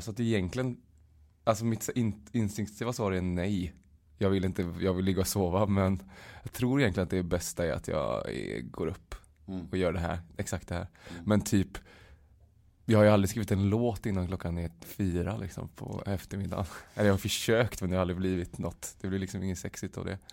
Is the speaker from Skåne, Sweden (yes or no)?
no; Uddevalla, Västra Götaland, Sweden; now in Stockholm, Sweden; jag var hemma i Uddevalla i lördags